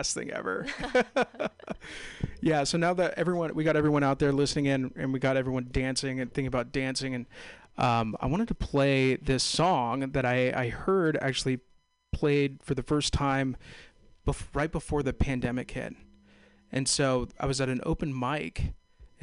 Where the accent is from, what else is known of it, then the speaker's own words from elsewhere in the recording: Castro Valley, California, United States; also born or lived in Walnut Creek; I'm from the East Bay too. I'm from Castro Valley